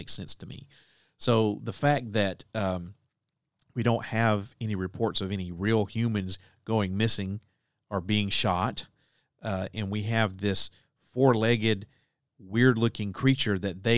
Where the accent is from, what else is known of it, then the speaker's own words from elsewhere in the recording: Alabama, United States; the many, many legends that float around through my home state of Alabama.